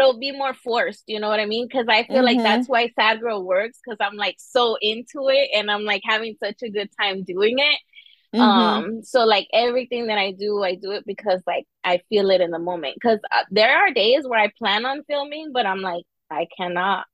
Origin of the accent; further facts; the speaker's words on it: Southern California, United States; also born or lived in Southern Arizona; now in Maryland, United States; I'm from Southern California